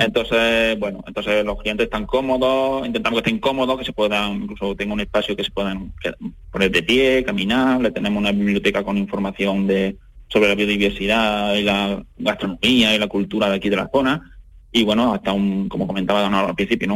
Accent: Adamuz, Andalusia, Spain; de mi pueblo, ¿no? Y de mi zona, pero porque en Adamú, que estamos aquí en un pueblo de la Sierra Morena cordobesa

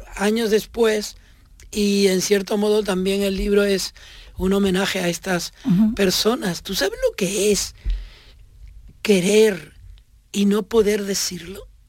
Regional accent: Tenerife, Canary Islands, Spain; moved away; Tenerife, porque ese es mi pueblo, y ese que yo describo es mi barrio

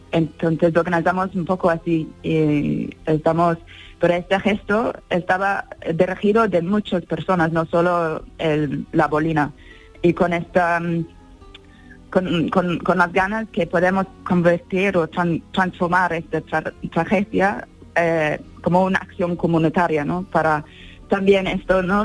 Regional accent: England, United Kingdom; now in Valle de Lecrín, Spain; Yo soy de, Inglaterra

